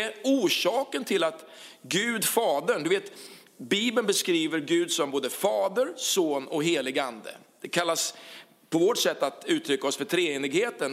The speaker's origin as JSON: {"language": "Swedish", "town": "Karlskrona", "region": "Blekinge", "country": "Sweden", "also_born_or_lived": "Huskvarna", "moved": "as an adult", "said": "den stad där vi kommer från, Karlskrona"}